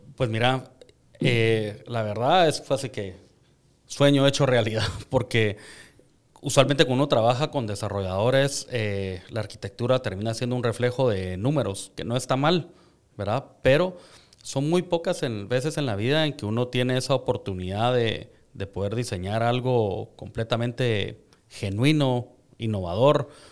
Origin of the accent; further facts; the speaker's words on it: Guatemala; como guatemaltecos tenemos un montón de valores